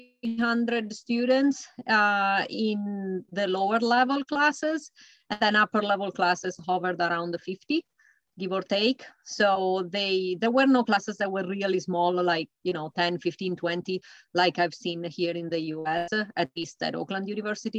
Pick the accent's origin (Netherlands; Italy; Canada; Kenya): Italy; moved away as an adult; now in United States; I am an American now, but I was not when I was in college. And my college experience was from the mid-90s in Italy